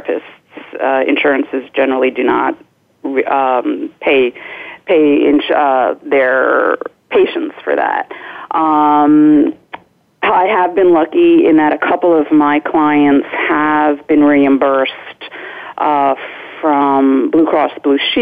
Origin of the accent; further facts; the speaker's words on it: New Jersey, United States; also born or lived in Boston / Miami / Fort Lauderdale / Hollywood, Florida; now in Kensington, Maryland, United States; I grew up in New Jersey, and I went to school in Boston, so it's not like I hadn't seen snow before.